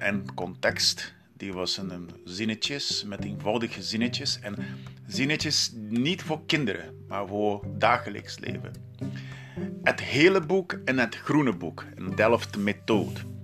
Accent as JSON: {"language": "Dutch", "country": "Brazil", "second_language": "Dutch", "moved": "as an adult", "lives_now": "Netherlands", "said": "ik kom uit Brazilië"}